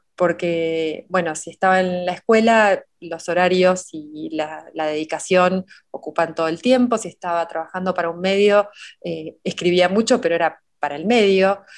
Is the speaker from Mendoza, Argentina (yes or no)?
no; Oriente, Buenos Aires Province, Argentina; la biblioteca pública de Oriente, del pueblo donde yo nací